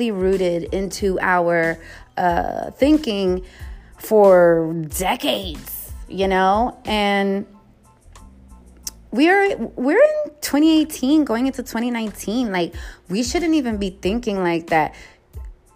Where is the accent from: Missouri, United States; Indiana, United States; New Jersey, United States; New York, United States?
New York, United States; New York City; now in West Coast, United States; being a New Yorker from the Bronx